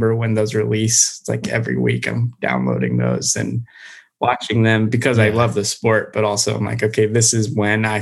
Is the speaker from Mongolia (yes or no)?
no; Colorado, United States; I grew up in Colorado skiing and snowboarding